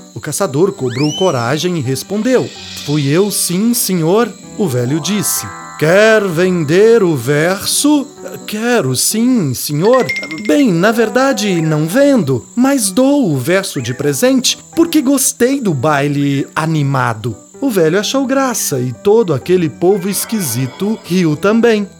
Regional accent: Minas Gerais, Brazil; Minha mãe fez um bornal jornal para eu levar meu material para a escola quando eu era pequeno, lá em Minas

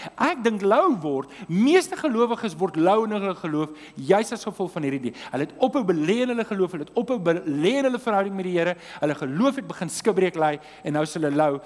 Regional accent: Transvaal, South Africa; ek kom van die Transvaal af

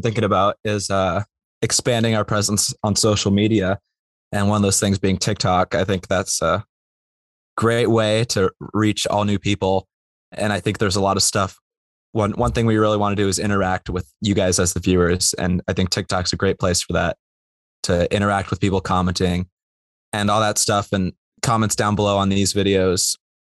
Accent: Bay Area, California, United States; moved away as an adult; I'm from the Bay Area

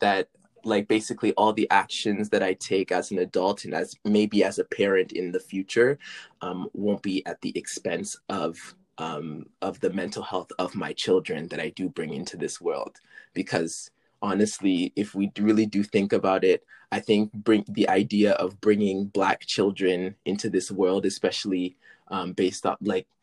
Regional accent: British Columbia, Canada; also born or lived in Senegal; I originated from Senegal, but we immigrated. That's what I wanted to say. I said me and my family, we immigrated to Canada when I was 3 years old. And so I've been living in British Columbia

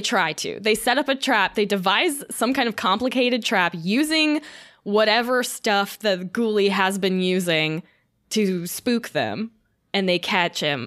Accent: Florida, United States; I'm from Florida, so I did a lot of night beaching

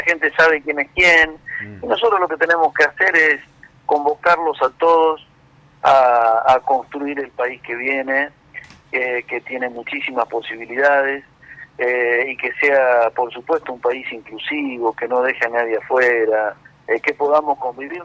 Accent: Argentina; somos todos argentinos

